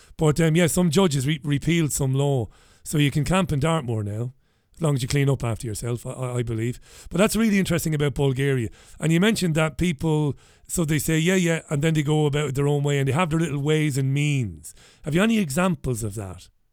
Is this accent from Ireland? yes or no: yes; Ireland; now in United Kingdom; I'm Irish.